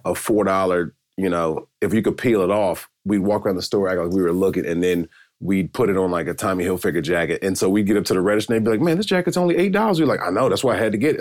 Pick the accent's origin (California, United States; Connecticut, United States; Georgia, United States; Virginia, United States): Georgia, United States; Decatur; moved away as an adult; also born or lived in St. Louis / Chicago / Dallas; now in Los Angeles, United States; I'm from Atlanta, Georgia, just southeast Stone Mountain, Decatur, Georgia